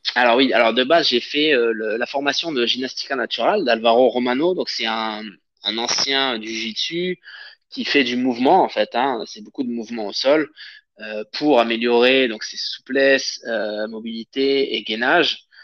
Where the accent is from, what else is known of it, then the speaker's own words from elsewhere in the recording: Avignon, Provence-Alpes-Côte d'Azur, France; moved away as an adult; now in Paris region, France; je viens d'Avignon